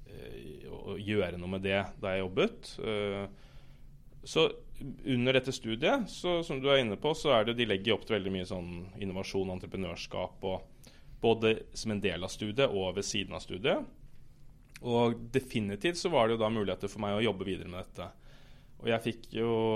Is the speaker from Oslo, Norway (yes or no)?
yes; Oslo, Norway; jeg er fra Oslo